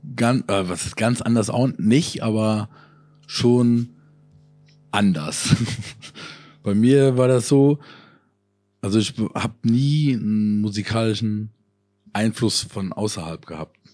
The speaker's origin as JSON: {"language": "German", "area": "Koblenz area", "region": "Rhineland-Palatinate", "country": "Germany", "tie": "born or raised there", "moved": "yes", "said": "Konzerte in meiner alten Heimat, da waren wir in Koblenz"}